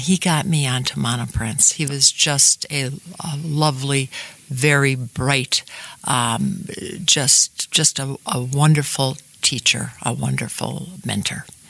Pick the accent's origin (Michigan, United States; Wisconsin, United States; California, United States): Wisconsin, United States; Shorewood; a young gal growing up in Shorewood